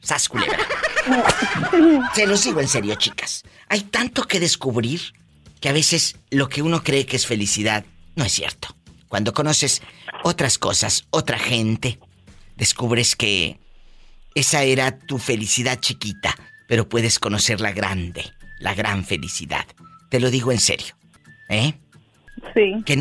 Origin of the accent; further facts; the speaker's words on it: Tabasco, Mexico; Ahí es de Oaxaca, yo soy de Tabasco.